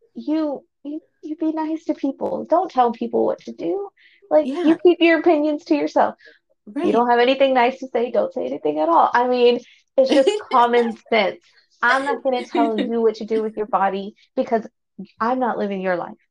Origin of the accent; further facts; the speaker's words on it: Fort Worth, Texas, United States; I was born and raised here in Fort Worth